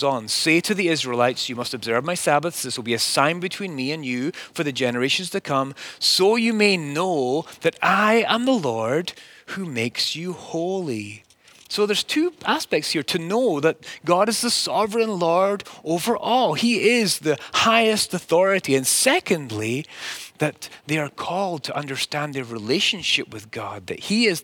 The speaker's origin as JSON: {"language": "English", "region": "Scotland", "country": "United Kingdom", "tie": "born or raised there", "said": "as a child growing up in Scotland"}